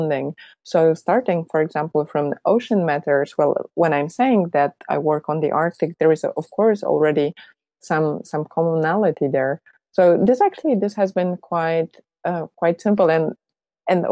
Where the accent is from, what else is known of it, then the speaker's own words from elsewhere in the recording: Poland; moved away; I'm originally from Poland